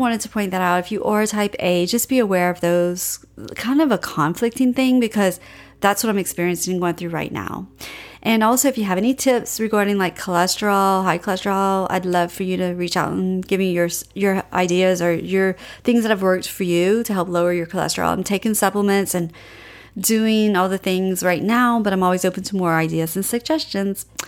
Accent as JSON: {"language": "English", "area": "Cajun", "region": "Louisiana", "country": "United States", "said": "I'm Cajun"}